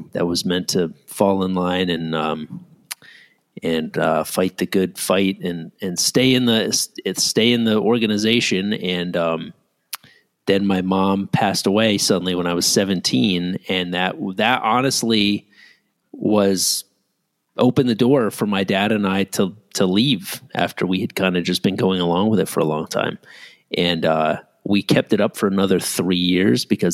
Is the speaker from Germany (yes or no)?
no; Ridgefield, Connecticut, United States; my parents were living in my hometown, Ridgefield, Connecticut